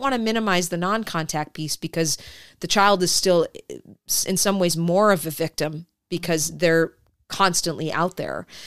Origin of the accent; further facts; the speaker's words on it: Detroit, Michigan, United States; I grew up in Detroit